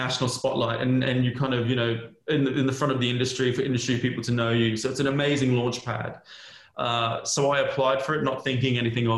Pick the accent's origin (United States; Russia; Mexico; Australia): Australia; Halifax, Queensland; moved away; I'm originally Australian. I was born in a little cane farming town in North Queensland called Halifax.